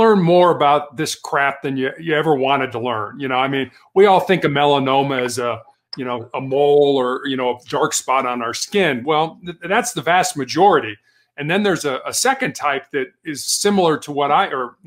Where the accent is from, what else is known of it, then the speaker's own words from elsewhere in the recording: Chicago, Illinois, United States; moved away as an adult; also born or lived in Charleston, South Carolina / Santa Barbara, California; I was born and raised in Chicago